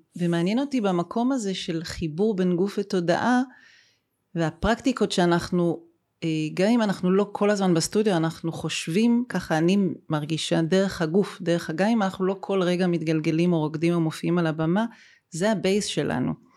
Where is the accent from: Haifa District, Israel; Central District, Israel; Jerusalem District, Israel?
Haifa District, Israel; Haifa; גם אני וגם אתה, דרך אגב, נולדנו בחיפה, שנינו חיפאים